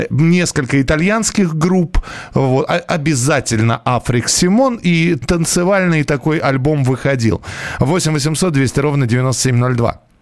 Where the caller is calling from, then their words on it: Valencia, Valencian Community, Spain; Здравствуйте … из Испании, Валенсии.